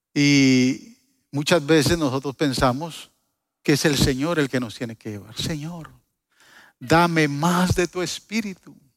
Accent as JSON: {"language": "Spanish", "country": "Guatemala", "said": "yo soy chapín"}